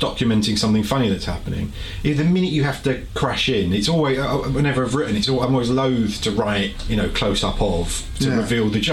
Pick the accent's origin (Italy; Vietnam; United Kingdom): United Kingdom; as a Brit that's never been to much of America